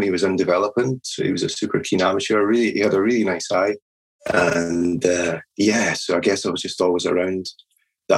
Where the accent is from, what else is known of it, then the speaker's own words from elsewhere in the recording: Edinburgh, Scotland, United Kingdom; I was born in Edinburgh and never really moved far away.